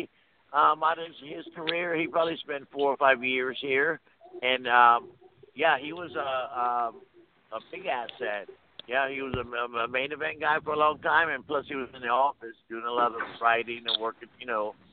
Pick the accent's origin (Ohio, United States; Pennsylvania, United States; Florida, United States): Florida, United States; Tampa; I'm from Tampa.